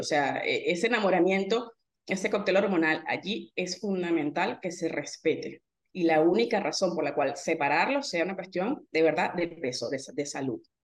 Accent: Venezuela

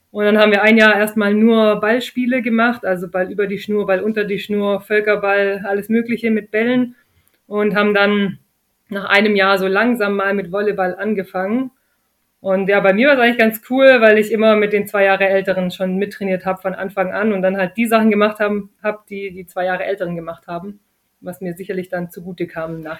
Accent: Germany; Spielerin aus Deutschland

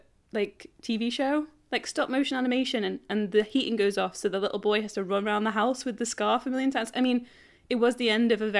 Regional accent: England, United Kingdom; we're embarrassed of being English.

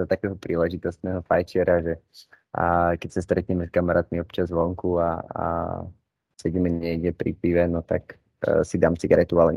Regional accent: Žiar nad Hronom, Banská Bystrica Region, Slovakia; moved away as an adult; now in Bratislava, Slovakia; mám 21 rokov, pochádzam zo Žiaru nad Hronom, ale v súčasnosti už som v Bratislave kvôli štúdiu na vysokej škole

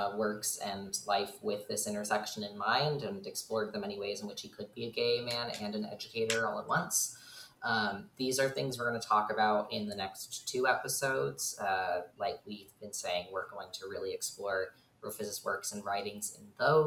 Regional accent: San Francisco, California, United States; I'm from the San Francisco area.

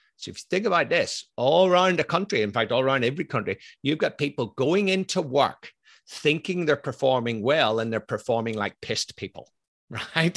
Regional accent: Ireland; I'm Irish, I'm ex-military

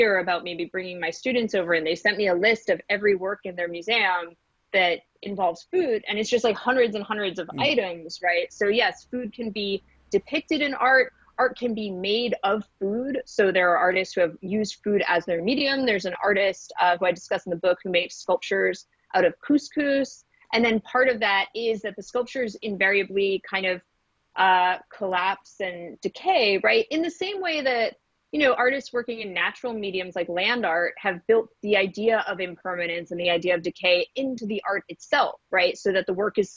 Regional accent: New York City, New York, United States; moved away; I grew up in New York City

